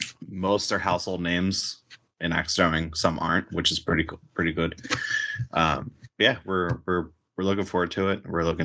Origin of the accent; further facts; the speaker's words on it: Philadelphia, Pennsylvania, United States; I am 31 years old. I am born and raised in Philadelphia.